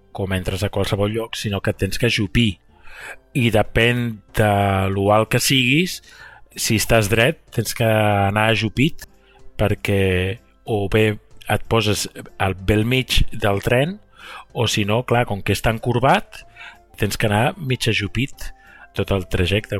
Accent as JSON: {"language": "Catalan", "town": "Barcelona", "region": "Catalonia", "country": "Spain", "moved": "yes", "said": "sóc de Barcelona"}